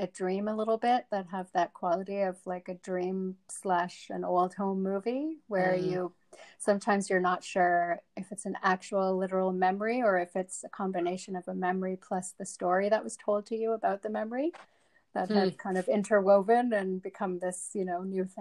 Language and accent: English; Canada; also born or lived in Johannesburg, South Africa; I was born in Johannesburg, South Africa, and we immigrated to Canada when I was about 7.